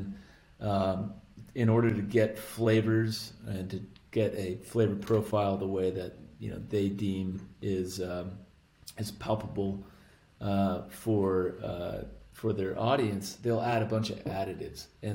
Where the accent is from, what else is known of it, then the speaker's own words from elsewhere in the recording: Arizona, United States; I grew up right on the Mexican border of Arizona